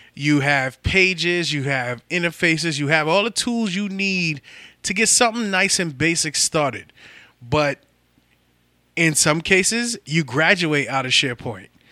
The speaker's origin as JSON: {"language": "English", "town": "New York City", "region": "New York", "country": "United States", "said": "I'm from the Bronx"}